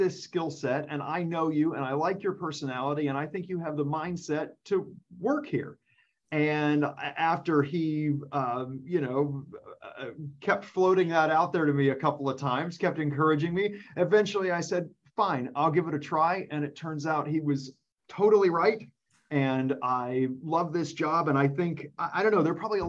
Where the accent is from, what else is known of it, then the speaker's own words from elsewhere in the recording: Cincinnati, Ohio, United States; moved away as an adult; now in Rolla, United States; I'm originally from Cincinnati, Ohio. So sometimes people say they can hear it in my voice.